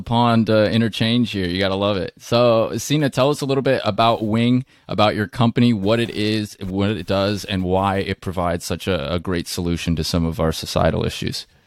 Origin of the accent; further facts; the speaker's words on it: Seattle, Washington, United States; I'm from Seattle area